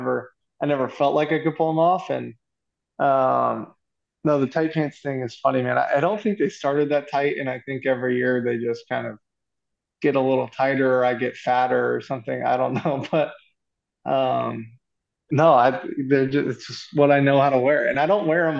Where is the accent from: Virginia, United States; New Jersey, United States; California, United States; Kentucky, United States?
Kentucky, United States; Lexington; moved away as an adult; now in Los Angeles, United States; I'm from Lexington